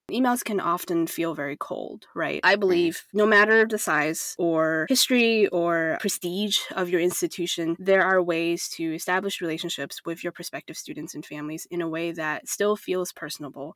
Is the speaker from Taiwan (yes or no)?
yes; Taiwan; now in United States; I grew up in Taiwan where higher education is essentially fully accessible to people